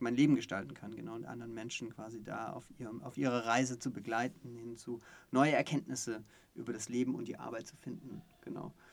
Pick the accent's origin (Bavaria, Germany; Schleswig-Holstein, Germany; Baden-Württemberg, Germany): Baden-Württemberg, Germany; Stuttgart; ich bin sogar gebürtiger Stuttgarter ah, ja, ähm, ja, und äh, bin dann in der Nähe von Stuttgart aufgewachsen